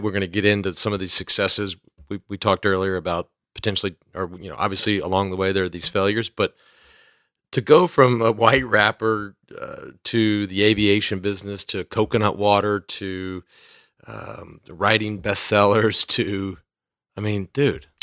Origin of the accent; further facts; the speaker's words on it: Dallas, Texas, United States; I grew up in North Texas, in the suburbs of Dallas